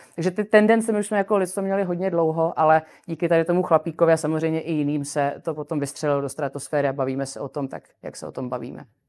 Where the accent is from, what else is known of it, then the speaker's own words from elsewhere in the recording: Czechia; u nás v Čechách